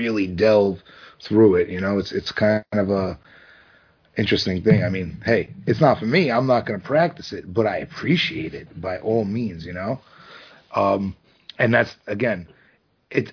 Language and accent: English; New York City, New York, United States; I grew up in Brooklyn